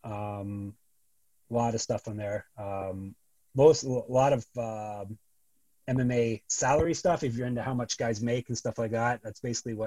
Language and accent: English; Canada; accent: Canadian; my Canadian accent